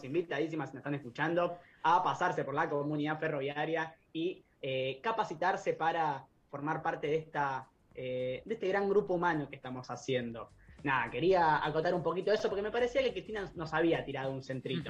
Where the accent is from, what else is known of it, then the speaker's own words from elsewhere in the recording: La Plata, Buenos Aires Province, Argentina; los, las y les que somos de La Plata